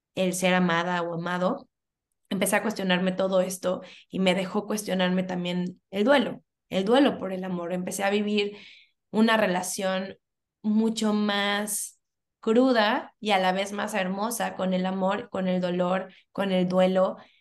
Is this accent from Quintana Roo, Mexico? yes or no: yes; Cancún, Quintana Roo, Mexico; also born or lived in Mexico City; Yo soy de la Ciudad de México, desde muy, muy chiquita me vine a vivir a Cancún